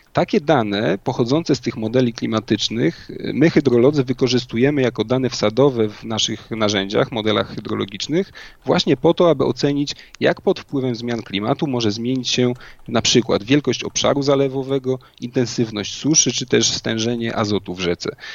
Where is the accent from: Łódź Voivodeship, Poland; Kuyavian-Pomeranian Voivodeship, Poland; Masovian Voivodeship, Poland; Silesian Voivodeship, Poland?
Kuyavian-Pomeranian Voivodeship, Poland; Inowrocław; moved away as an adult; also born or lived in Warsaw; liceum w rodzinnym Inowrocławiu